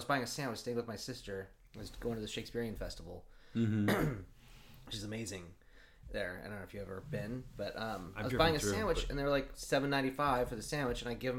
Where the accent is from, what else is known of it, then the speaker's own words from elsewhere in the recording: Oregon, United States; moved away; I grew up in Oregon.